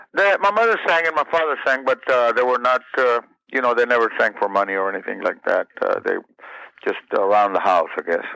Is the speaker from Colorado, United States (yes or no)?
no; San Benito, Texas, United States; moved away as an adult; my hometown of San Benito, Texas